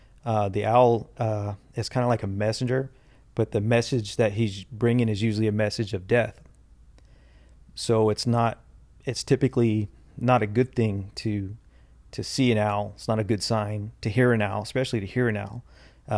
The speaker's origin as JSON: {"language": "English", "town": "Fresno", "region": "California", "country": "United States", "tie": "born or raised there", "said": "my tribe is in Oklahoma, but I was born and raised here in California, here mm-hmm. in Fresno"}